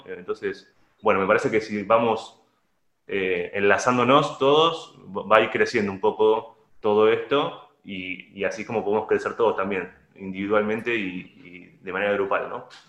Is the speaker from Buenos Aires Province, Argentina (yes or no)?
yes; La Plata, Buenos Aires Province, Argentina; Yo soy original de La Plata, de la ciudad de La Plata, acá en Argentina